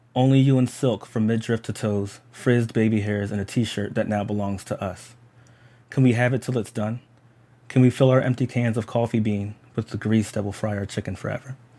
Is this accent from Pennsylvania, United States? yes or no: yes; Philadelphia, Pennsylvania, United States; I'm just a black person from Philadelphia and that I'm American